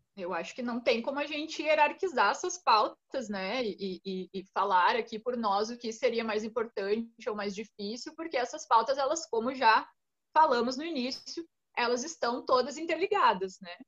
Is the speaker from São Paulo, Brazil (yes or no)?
no; Rio Grande do Sul, Brazil; o lugar de onde eu venho é de colonização alemã